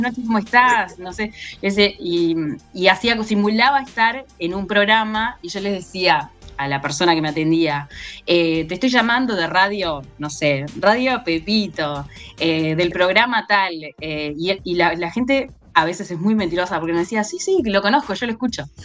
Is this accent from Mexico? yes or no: no; Colonia, Uruguay; yo soy de Colonia